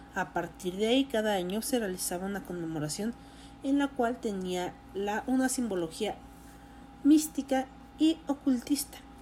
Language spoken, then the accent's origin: Spanish; Mexico; como mexicana que soy